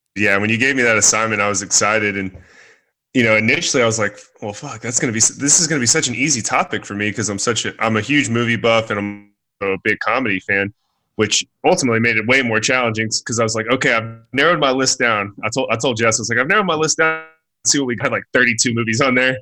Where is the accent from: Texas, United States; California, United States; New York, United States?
Texas, United States; also born or lived in Dallas-Fort Worth; now in Austin, United States; I'm from Texas